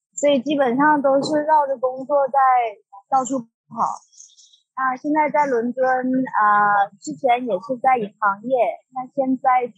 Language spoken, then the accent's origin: Chinese; Guangxi, China; moved away as an adult; also born or lived in Hong Kong / New Zealand; now in London, United Kingdom; 我其实我老家是在广西，那然后我本科是在广东读的，就呃读完书了以后，我在香港读了一个 marketing 的硕士。后来就回到广州工作了一年多一点